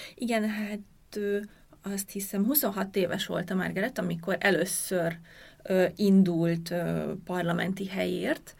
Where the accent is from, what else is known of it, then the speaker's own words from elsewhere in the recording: Hungary; akik mit nőttünk fel Magyarországon